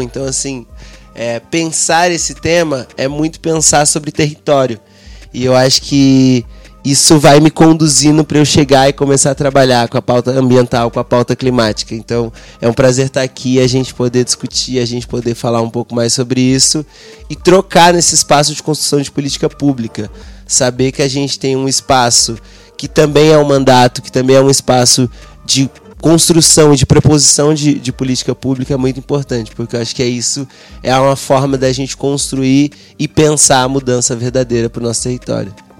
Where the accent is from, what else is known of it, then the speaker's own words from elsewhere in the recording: Mauá, São Paulo, Brazil; sou da cidade de Mauá, nasci, cresci lá.